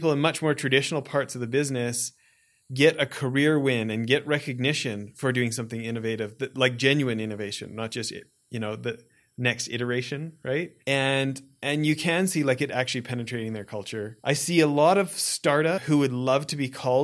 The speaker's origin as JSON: {"language": "English", "region": "Alberta", "country": "Canada", "tie": "born or raised there", "said": "I grew up in Alberta, Canada, in like out in the farmland kind of stuff"}